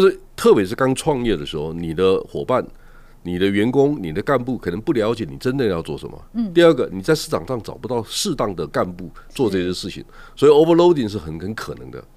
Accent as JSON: {"language": "Chinese", "country": "Taiwan", "said": "我们台湾人很擅长做 sales"}